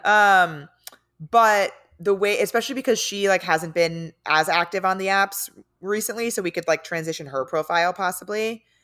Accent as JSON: {"language": "English", "town": "San Diego", "region": "California", "country": "United States", "lives_now": "Los Angeles, United States", "said": "I'm from San Diego"}